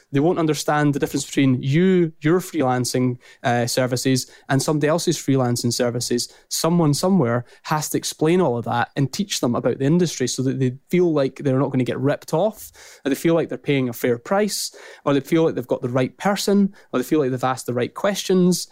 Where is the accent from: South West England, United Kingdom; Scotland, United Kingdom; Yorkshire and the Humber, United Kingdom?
Scotland, United Kingdom; accent: strong Scottish; also born or lived in St Andrews; my strong Scottish accent